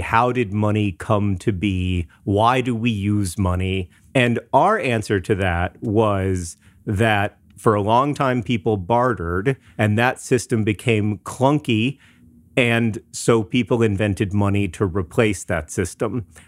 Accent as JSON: {"language": "English", "town": "Orlando", "region": "Florida", "country": "United States", "tie": "born or raised there", "said": "I grew up in Orlando, Florida"}